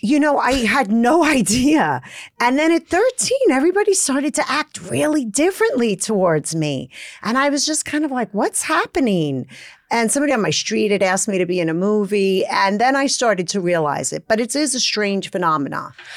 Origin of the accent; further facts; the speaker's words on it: Brooklyn, New York, United States; accent: Brooklyn; I grew up in Brooklyn in the seventies